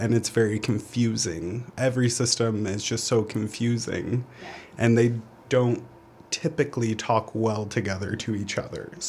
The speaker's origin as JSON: {"language": "English", "town": "Boise", "region": "Idaho", "country": "United States", "lives_now": "Nampa, United States", "said": "I am from Boise. I live in Nampa."}